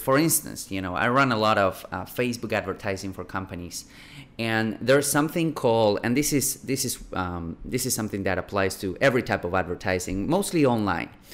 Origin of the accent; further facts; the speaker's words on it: Buenos Aires, Argentina; moved away; I'm from, I am originally from Buenos Aires, Argentina